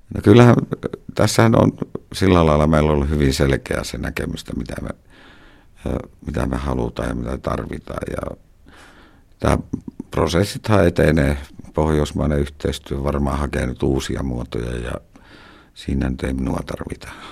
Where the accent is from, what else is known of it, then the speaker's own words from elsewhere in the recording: Karigasniemi, Lapland, Finland; Mä oon viettänyt lapsuuteni tuolla Karikasniemessä, Utsion Karikasniemessä.